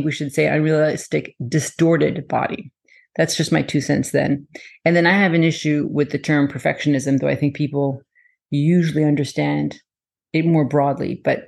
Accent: France; My whole family lives in France, and I lived in France. I was born in France and lived there for a while. So I may be more of a French, not Canadian, but that accent.

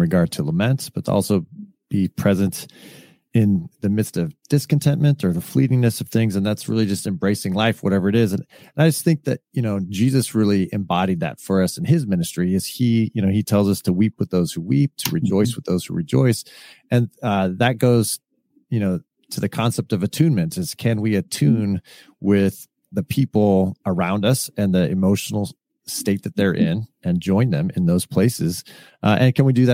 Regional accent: California, United States; I was raised in California

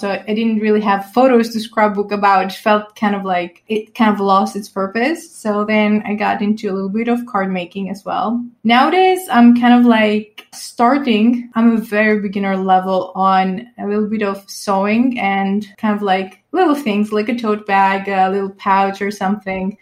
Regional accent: Greece; I am from Greece and I've been living here basically my whole life

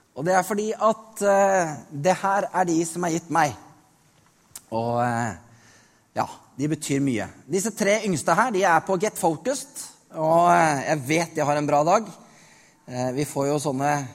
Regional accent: Norway; Jeg er født i Norge

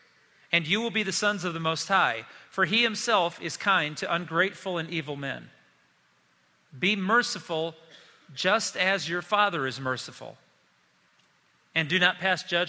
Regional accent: South Bend, Indiana, United States; moved away as an adult; I grew up in South Bend, Indiana, lived there until I went to college at the age of 18

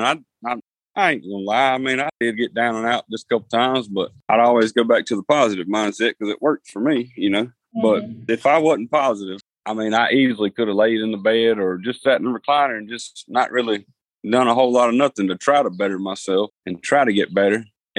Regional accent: the South, United States; You know, I like food. I'm from the South.

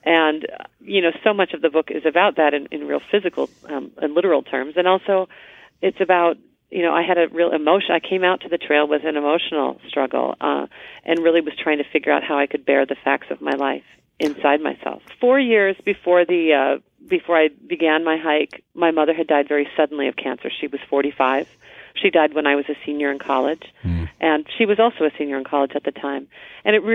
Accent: a little town west of Duluth, Minnesota, United States; now in Portland, United States; I grew up in a little town west of Duluth

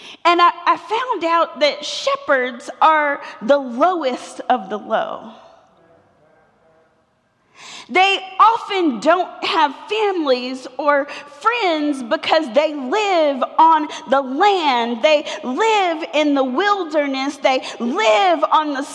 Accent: Atlanta, Georgia, United States; I'm from Atlanta. I was born two blocks from here at what used to be Crawford Long Hospital

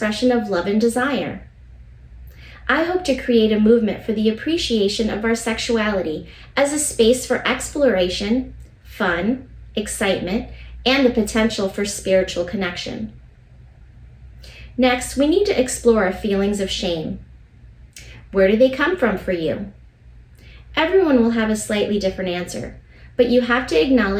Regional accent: United States

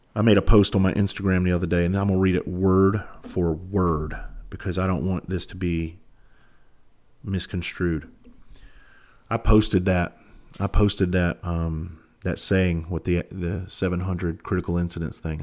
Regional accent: Bluffton, South Carolina, United States; moved away as an adult; also born or lived in Charleston, South Carolina; I'm actually from Bluffton, South Carolina. I graduated, I graduated Hilton Head High School in nineteen ninety-six

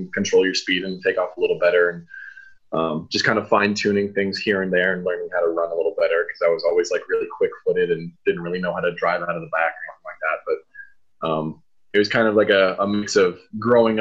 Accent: Kansas City, Missouri, United States; born or raised there

